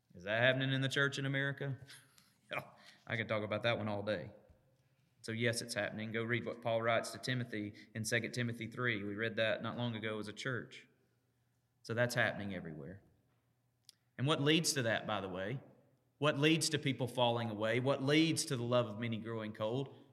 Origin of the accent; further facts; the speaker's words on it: United States; I'm an American